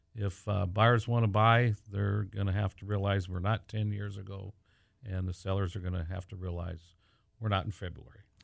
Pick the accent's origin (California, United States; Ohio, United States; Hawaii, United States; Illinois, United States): California, United States; Pasadena; moved away as an adult; now in Whatcom County, United States; We grew up in Southern California and we're one of the transplants, the many that continue to come up to this beautiful area of the United States. And I'm from uh, Pasadena, California